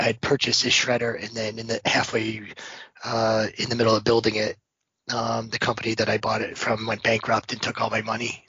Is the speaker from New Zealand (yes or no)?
no; Owego, New York, United States; I'm from born and raised in Owego, New York, which is pretty close to university